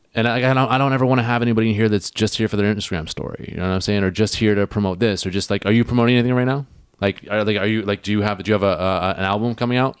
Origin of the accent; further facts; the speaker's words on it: Hornby Island, Vancouver Island, British Columbia, Canada; now in Vancouver, Canada; I'm from Hornby Island, right? I'm from Vancouver Island, as you guys know.